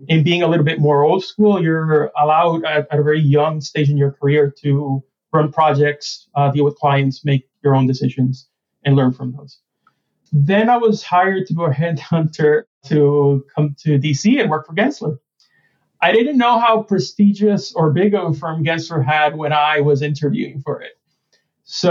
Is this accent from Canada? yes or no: no; San Germán, Puerto Rico; moved away; I grew up in San Germán, Puerto Rico, which is one of the oldest towns in the Americas